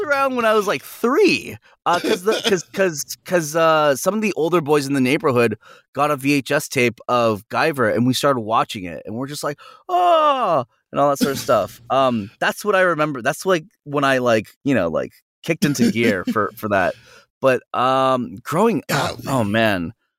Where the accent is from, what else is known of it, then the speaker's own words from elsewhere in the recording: San Jose, California, United States; I'm from NorCal and I'm from San Jose